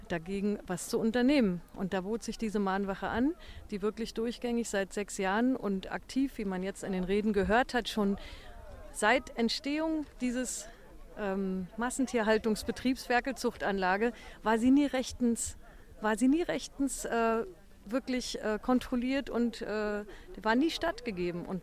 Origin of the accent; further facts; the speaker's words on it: Mecklenburg-Vorpommern, Germany; seitdem ich hierher gezogen bin. Ich stamme zwar aus Mecklenburg, aber bin erst wieder jetzt aufs Land gezogen